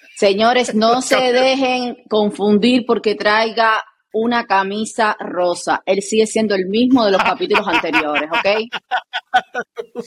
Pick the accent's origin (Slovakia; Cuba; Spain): Cuba; en mi país a las personas no les gusta decir el nombre con el apellido